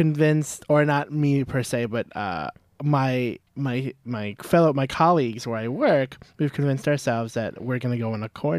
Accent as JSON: {"language": "English", "town": "St. Louis", "region": "Missouri", "country": "United States", "moved": "yes", "lives_now": "Ann Arbor, United States", "said": "I'm from St. Louis, Missouri, and Missouri is in the center of the country."}